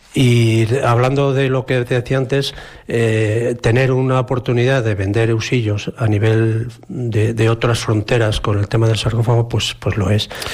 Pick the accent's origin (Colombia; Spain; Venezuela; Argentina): Spain; Palencia province, Castile and León; moved away; also born or lived in Valladolid province; soy de Palencia, de la provincia de Palencia